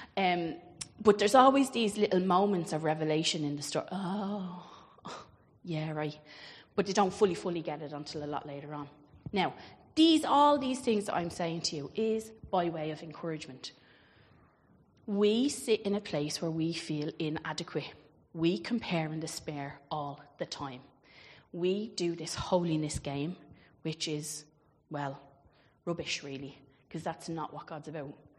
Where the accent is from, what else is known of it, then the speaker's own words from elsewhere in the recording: Ireland; I grew up obviously in Catholic Ireland